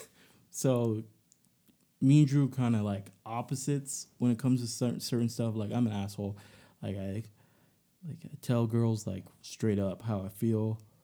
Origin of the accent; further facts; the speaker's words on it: Alabama, United States; I'm from Alabama, so, you know, my family, they go for Bama